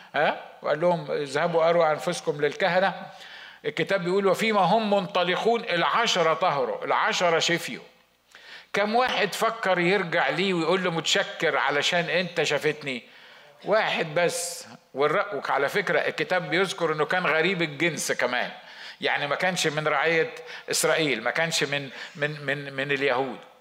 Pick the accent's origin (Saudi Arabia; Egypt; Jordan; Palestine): Egypt; moved away; عندنا في مصر